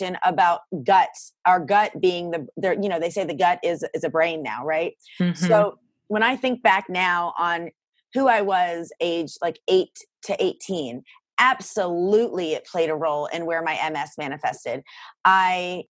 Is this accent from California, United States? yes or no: no; Greenville, South Carolina, United States; also born or lived in Boston, Massachusetts; I was born in Boston and my family moved to Greenville, South Carolina when I was a kid